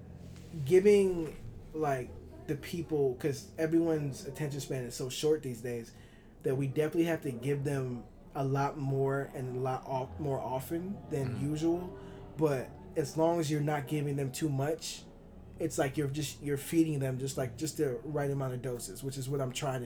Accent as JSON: {"language": "English", "town": "Chicago", "region": "Illinois", "country": "United States", "said": "I'm from Chicago"}